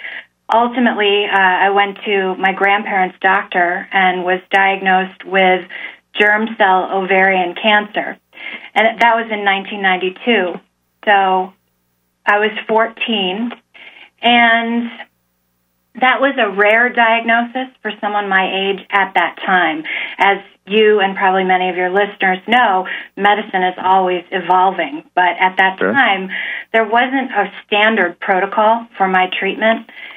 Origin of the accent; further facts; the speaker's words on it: Virginia, United States; born there; I was born in Virginia, but my parents have strong ties to Central New York